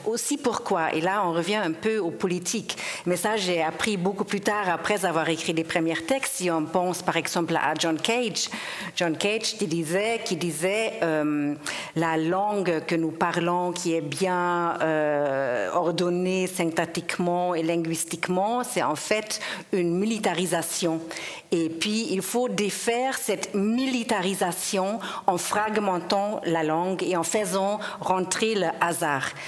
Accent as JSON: {"language": "French", "country": "Germany", "tie": "born or raised there", "also_born_or_lived": "Geneva, Switzerland", "first_language": "German", "second_language": "French", "moved": "as an adult", "lives_now": "Switzerland", "said": "je viens de l'Allemagne, je, suis donc germanophone euh, euh, à la base. J'ai vécu toute mon enfance, mon adolescence. Je suis, je suis venue adulte en Suisse"}